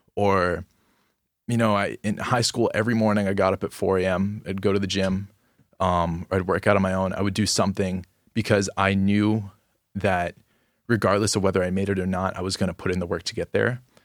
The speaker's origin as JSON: {"language": "English", "town": "Gainesville", "region": "Florida", "country": "United States", "said": "I'm from Gainesville, Florida, and I'm a sophomore"}